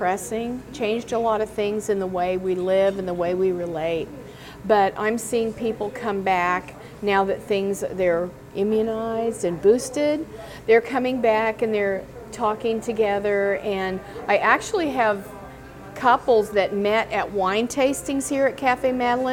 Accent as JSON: {"language": "English", "town": "Hays", "region": "Kansas", "country": "United States", "tie": "born or raised there", "moved": "yes", "lives_now": "Farmville, United States", "said": "I grew up in Hays, Kansas, Ellis County, Kansas, which is west central Kansas"}